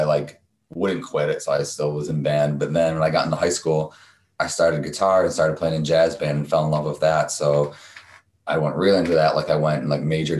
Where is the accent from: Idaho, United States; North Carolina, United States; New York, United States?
New York, United States; Spencerport; I'm from another town called Spencerport